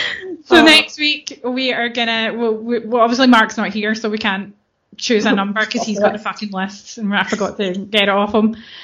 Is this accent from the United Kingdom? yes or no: yes; Scotland, United Kingdom